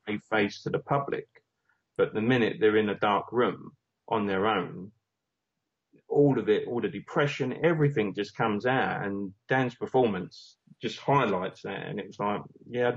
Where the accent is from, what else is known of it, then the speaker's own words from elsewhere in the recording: Romford, London, United Kingdom; my hometown, Romford